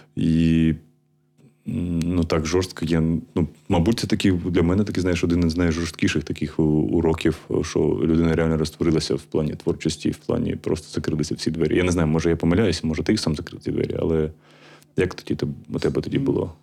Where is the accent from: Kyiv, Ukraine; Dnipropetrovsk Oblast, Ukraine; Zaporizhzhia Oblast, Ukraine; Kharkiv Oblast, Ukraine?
Kharkiv Oblast, Ukraine; Kharkiv; я сам з Харкова